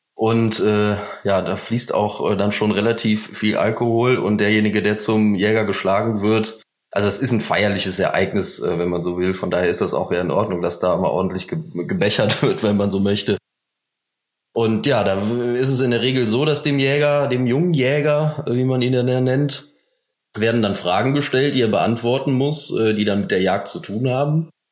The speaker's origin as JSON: {"language": "German", "town": "Cologne", "region": "North Rhine-Westphalia", "country": "Germany", "said": "Wir kommen aus Köln"}